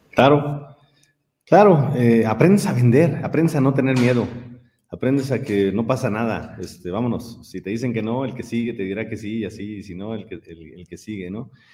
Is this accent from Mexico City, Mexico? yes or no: no; San Miguel de Allende, Guanajuato, Mexico; Yo soy de San Miguel de Allende y siendo de San Miguel, nosotros aquí estamos acostumbrados a convivir con muchísimos extranjeros, desde niños